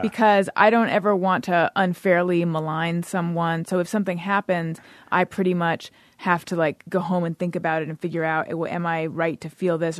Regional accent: California, United States; moved away as an adult; also born or lived in New York; I'm from California originally.

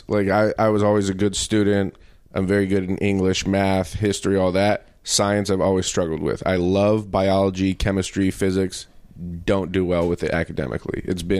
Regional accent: Denver, Colorado, United States; I grew up in Denver

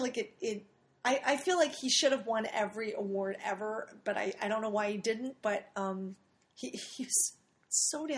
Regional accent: Philadelphia, Pennsylvania, United States; I'm from Philadelphia

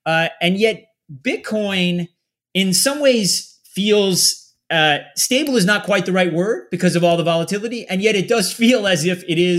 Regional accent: Meriden, Connecticut, United States; born there; I'm living now about a half hour south of where it's not exactly where I grew up. I was born in Meriden, which is right near there, but yeah, about a half hour south.

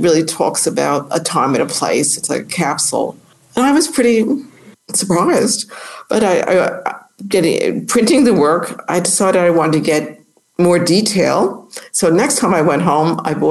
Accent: North Massapequa, New York, United States; moved away as an adult; also born or lived in South Bronx, New York; I come from Long Island, the suburbs of New York City

